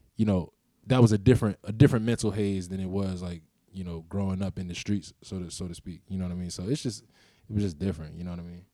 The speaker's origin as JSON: {"language": "English", "town": "Baltimore", "region": "Maryland", "country": "United States", "tie": "born or raised there", "also_born_or_lived": "Washington, D.C.", "moved": "as an adult", "lives_now": "Los Angeles, United States", "said": "being born and raised in the city, um, Cherry Hill specifically"}